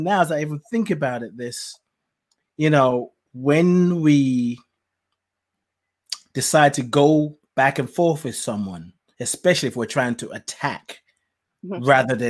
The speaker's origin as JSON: {"language": "English", "country": "Nigeria", "tie": "born or raised there", "said": "What? When I was growing up in Nigeria, I knew I couldn't say those kind of words to my parents. Mm-hmm."}